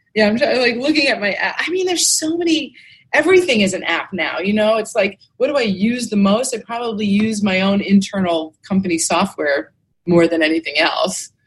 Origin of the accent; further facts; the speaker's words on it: New York, United States; moved away as an adult; now in Clearwater, United States; I grew up in New York actually, but I've lived oh. here most of my adult life. I moved here when I was 24, and I'm 54